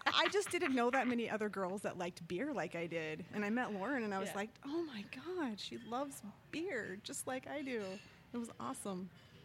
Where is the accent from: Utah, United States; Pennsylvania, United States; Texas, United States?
Utah, United States; born and raised in Utah, raised in the predominant religion, which is the Church of Jesus Christ of Latter-day Saints, also known as the Mormons